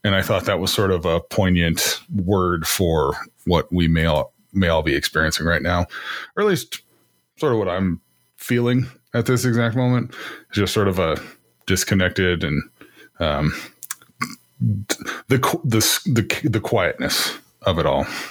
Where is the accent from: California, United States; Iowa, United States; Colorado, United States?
Iowa, United States; moved away; I'm from Iowa